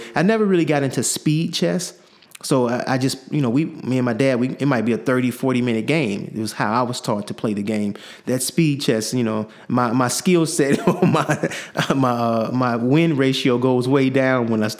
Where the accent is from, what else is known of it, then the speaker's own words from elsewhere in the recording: Chicago, Illinois, United States; I grew up in Chicago, south side of Chicago, 105th in Lafayette.